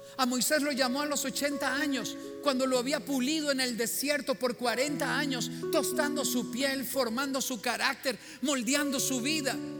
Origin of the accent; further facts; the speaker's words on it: Cañas, Guanacaste, Costa Rica; yo soy de Cañas, de Guanacaste, el hijo de Toño y Adela